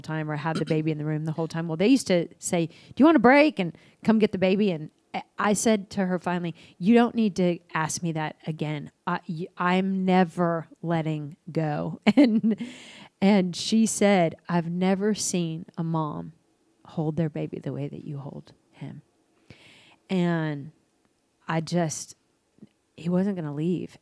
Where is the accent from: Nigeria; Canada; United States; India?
United States; Dallas, Texas; also born or lived in Albuquerque, New Mexico; I was born in Albuquerque. I moved to Dallas when I was six.